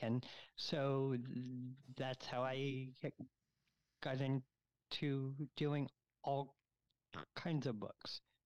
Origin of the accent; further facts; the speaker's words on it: Florida, United States; moved away as an adult; also born or lived in New York; now in Chicago, United States; I was born in New York, but I grew up in Florida